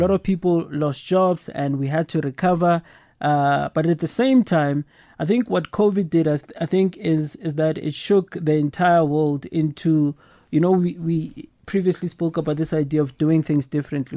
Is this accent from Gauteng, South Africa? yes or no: yes; Soweto, Gauteng, South Africa; coming from the township, I grew up in Soweto